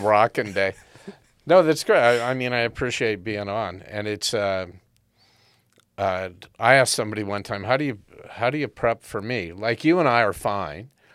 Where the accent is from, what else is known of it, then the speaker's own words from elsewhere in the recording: United States; now in Canada; I'm an American by birth, but, uh, Canadian by choice